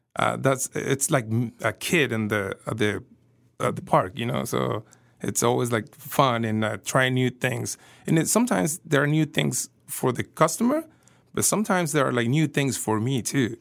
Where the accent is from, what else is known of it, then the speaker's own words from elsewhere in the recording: Coatzacoalcos, Veracruz, Mexico; now in Kansas City, United States; I'm from Veracruz